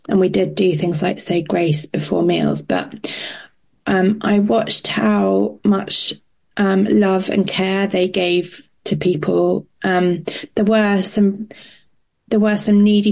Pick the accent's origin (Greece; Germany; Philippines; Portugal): Portugal; I grew up in Portugal